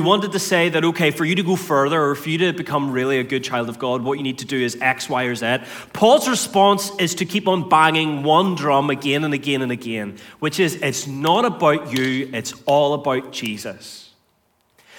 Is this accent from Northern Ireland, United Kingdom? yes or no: yes; North Antrim, Northern Ireland, United Kingdom; I grew up on a farm in North Antrim